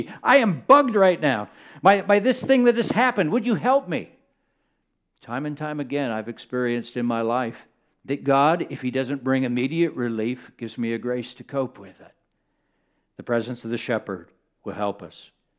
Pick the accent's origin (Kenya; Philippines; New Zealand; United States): Kenya; born there; Now, I was born in Kenya. I was the child of missionaries, and I also got to observe sheep in other places, arid places, where there wasn't a lot of groundwater.